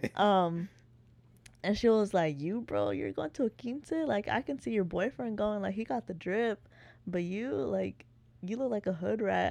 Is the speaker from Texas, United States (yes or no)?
yes; Waco, Texas, United States; moved away as an adult; now in Austin, United States; I'm originally from Waco, born and raised